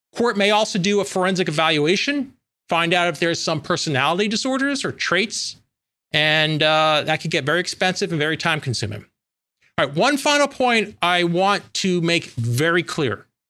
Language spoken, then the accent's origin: English; New York, United States; I'm from New York